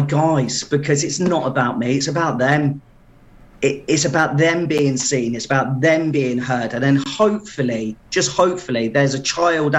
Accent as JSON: {"language": "English", "town": "Portsmouth", "region": "South East England", "country": "United Kingdom", "moved": "as an adult", "lives_now": "Pembrokeshire, United Kingdom", "said": "you can tell by my accent. I'm not from originally around it, from Portsmouth originally, ex-forces"}